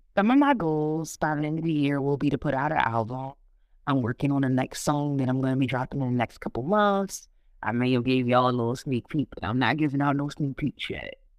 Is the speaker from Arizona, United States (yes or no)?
no; Philadelphia, Pennsylvania, United States; I'm originally from Philadelphia by background. I grew up in North Philly